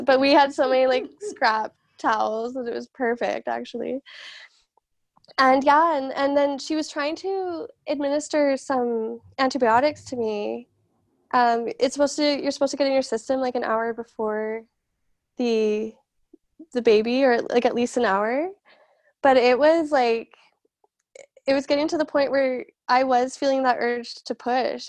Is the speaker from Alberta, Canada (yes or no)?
yes; Calgary, Alberta, Canada; I'm from Calgary